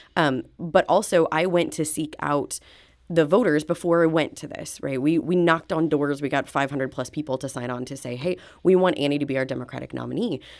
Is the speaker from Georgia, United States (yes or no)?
no; outside of Springfield, Illinois, United States; moved away as an adult; now in St. Louis, United States; I was born and raised outside of Springfield, Illinois